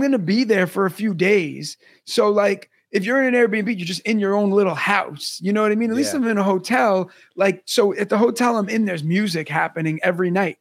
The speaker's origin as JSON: {"language": "English", "town": "New York City", "region": "New York", "country": "United States", "tie": "born or raised there", "said": "most people I grew up with in Brooklyn and New York"}